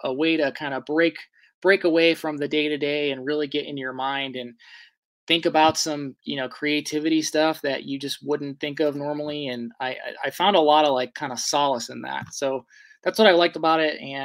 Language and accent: English; Ohio, United States; I live in an area, I'm from Ohio